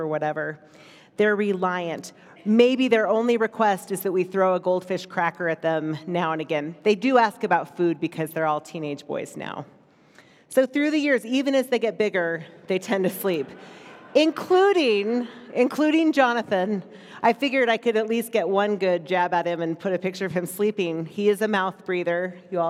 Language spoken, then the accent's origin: English; United States; being an American in this country